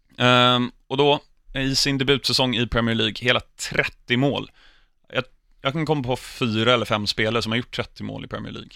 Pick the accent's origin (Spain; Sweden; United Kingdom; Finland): United Kingdom; England; uppvuxen utanför London